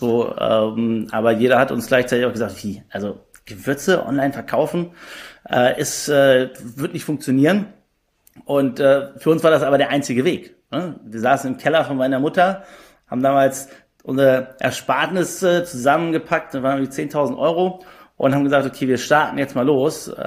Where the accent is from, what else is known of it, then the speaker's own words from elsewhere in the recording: Düsseldorf, North Rhine-Westphalia, Germany; born there; 34 Jahre alt, bin gebürtiger Düsseldorfer und auch der Grund, warum Just Spices in Düsseldorf sitzt.